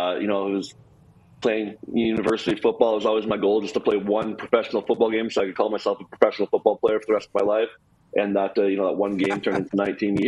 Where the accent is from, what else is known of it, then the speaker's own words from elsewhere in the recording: Canada; moved away as an adult; now in United States; growing up in Canada